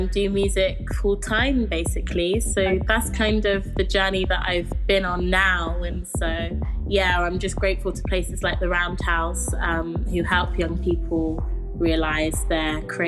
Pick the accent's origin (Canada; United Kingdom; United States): United Kingdom; London; I grew up in Camden in London